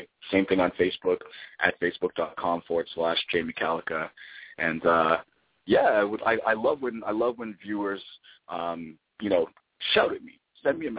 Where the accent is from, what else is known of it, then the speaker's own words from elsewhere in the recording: Toronto, Ontario, Canada; now in Vancouver, Canada; I grew up in Toronto